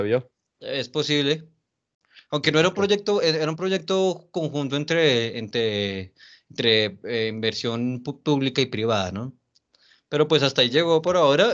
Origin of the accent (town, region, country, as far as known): Colombia